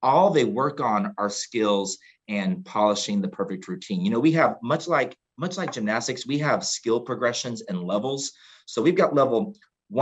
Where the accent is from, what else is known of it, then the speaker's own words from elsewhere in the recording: Houston, Texas, United States; I grew up in Houston